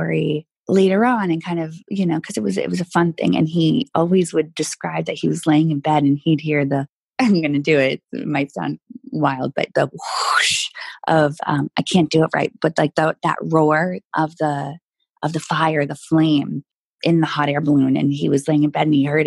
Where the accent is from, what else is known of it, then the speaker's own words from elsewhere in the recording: New Hampshire, United States; moved away; I grew up in New Hampshire